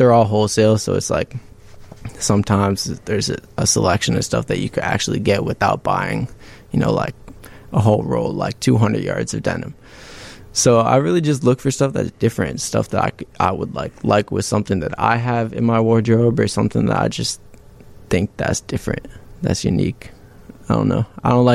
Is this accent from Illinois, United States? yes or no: yes; Elgin, Illinois, United States; my hometown, from Elgin.